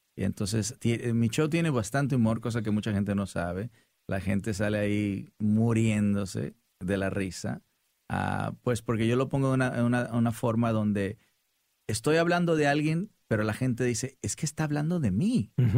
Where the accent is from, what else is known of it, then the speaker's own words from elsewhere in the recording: Sinaloa, Mexico; como decimos los, los sinaloenses